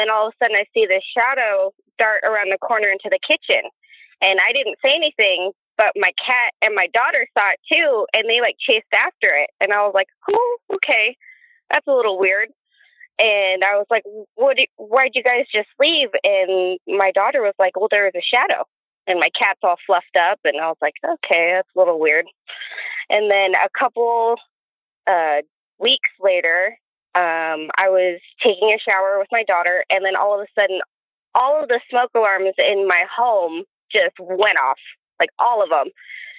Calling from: Oregon, United States; We're in Oregon.

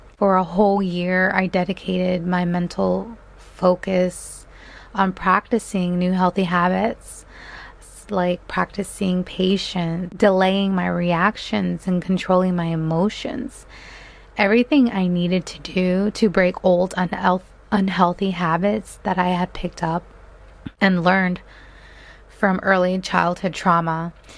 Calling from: Delaware, United States; I am calling in from Delaware.

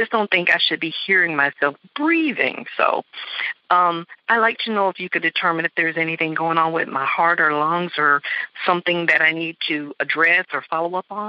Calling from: West Palm Beach, Florida, United States; I'm calling from West Palm Beach, Florida.

